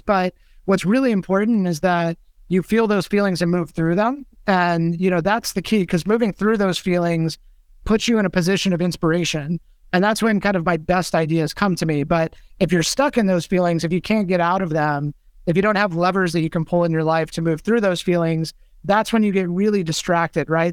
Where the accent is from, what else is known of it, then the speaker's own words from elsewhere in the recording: Mojave Desert, Southern California, United States; moved away as an adult; also born or lived in Bay Area / East Coast; I grew up in Southern California in the Mojave Desert on a cattle ranch